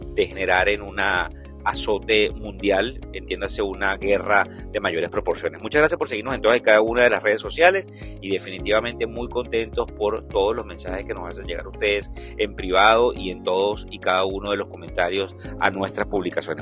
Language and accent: Spanish; Venezuela; como venezolano